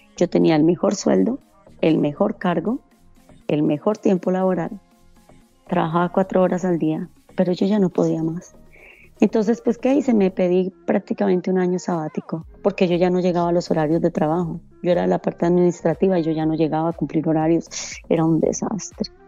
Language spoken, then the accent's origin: Spanish; Bogotá, Colombia; moved away as an adult; Yo soy de, Bogotá, de Colombia